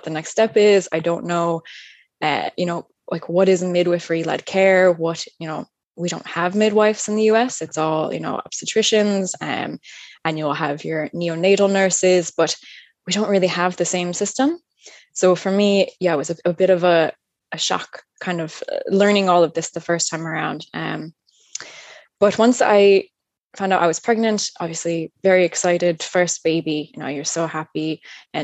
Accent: upstate New York, United States; moved away as an adult; now in Ireland; As you can probably tell from my accent, I'm not originally from Ireland. I'm from upstate New York in a really small rural town. So I've been living here now, 12 years.

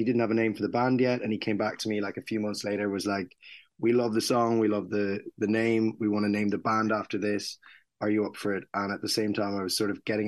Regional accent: Mullingar, Westmeath, Ireland; moved away; We're playing in Mullingar, my hometown

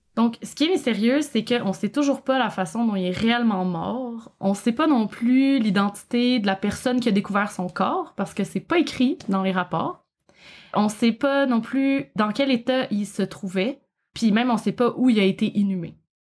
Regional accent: Quebec, Canada; accent: Québécois; j'imagine que vous reconnaissez mon accent. je ne, viens du Québec. Je, je, vis au Québec

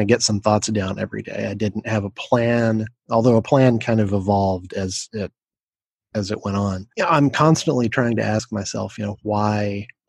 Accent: Knoxville, Tennessee, United States; moved away; I am originally from Knoxville, Tennessee

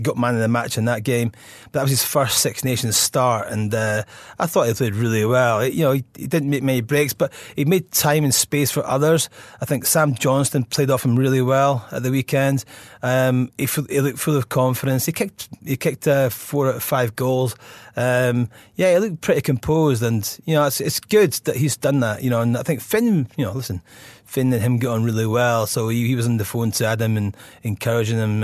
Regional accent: Scotland, United Kingdom; as a Scotsman

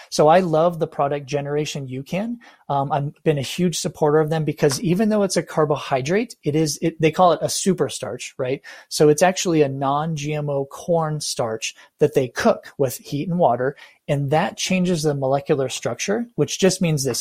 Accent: United States; as an American, right, Caucasian or whatever

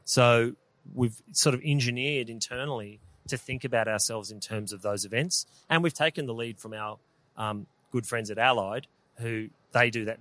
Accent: Melbourne, Victoria, Australia; we're from Melbourne, so we. Yeah, proud Melburnians

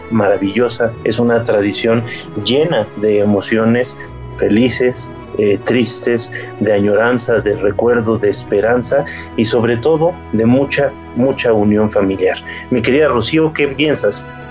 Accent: Mexico; que tenemos como mexicanos

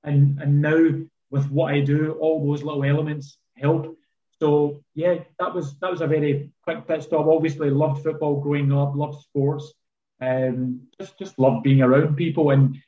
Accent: Glasgow, Scotland, United Kingdom; growing up in the south side of Glasgow, I was just outside kind of Govan Hill, I call it Queen's Park, first 18 years of our life.

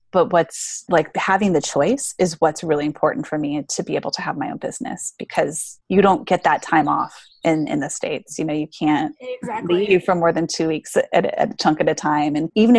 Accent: Australia; And I'm from Australia, but I'm traveling to South America for 6 months.

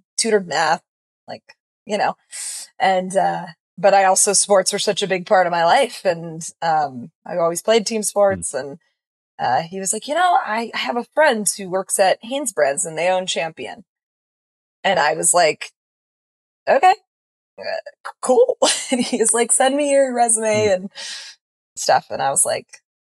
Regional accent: Hinesburg, Vermont, United States; also born or lived in Boston; I grew up literally here in Hinesburg, Vermont

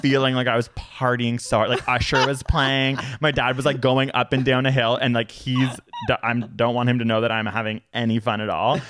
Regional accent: Toronto, Ontario, Canada; where I grew up in Toronto

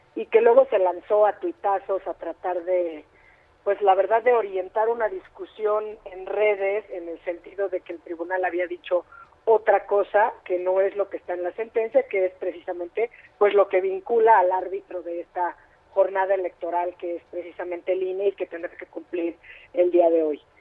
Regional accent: Mexico; como mexicanas y como mexicanos

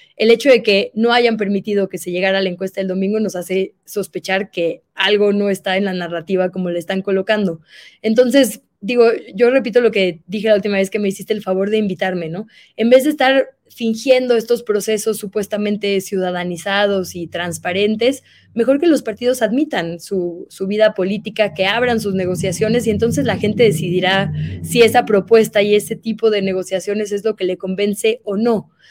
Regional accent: Monterrey, Nuevo León, Mexico; yo soy de Monterrey

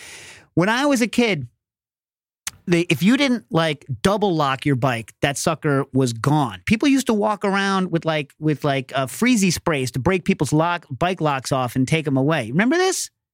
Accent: New York, United States; because bag thievery, when I was growing up in New York, you didn't put your bag down.

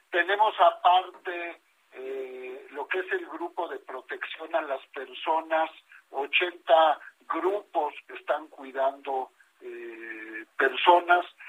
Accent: Mexico; como mexicanos

